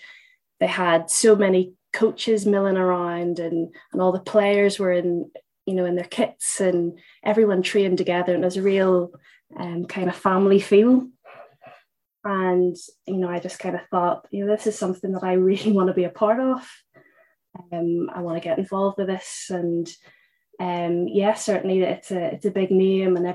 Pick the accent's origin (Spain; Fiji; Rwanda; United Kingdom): United Kingdom; Northern Ireland; moved away as an adult; also born or lived in Liverpool; I'm from Northern Ireland, and I played a pretty decent standard over there, dabbled in the under-17s Northern Ireland squad, and then went to university in Liverpool